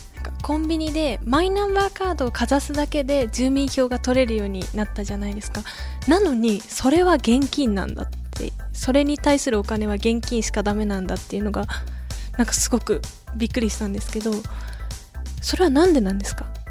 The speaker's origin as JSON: {"language": "Japanese", "region": "Aichi", "country": "Japan", "tie": "born or raised there", "said": "地元愛知出身で"}